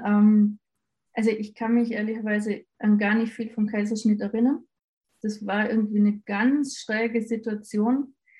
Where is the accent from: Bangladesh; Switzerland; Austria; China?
Austria; bei uns in Österreich